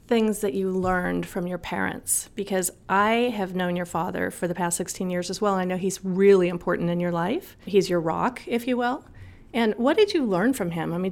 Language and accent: English; Los Angeles, California, United States; I was born and raised in Los Angeles.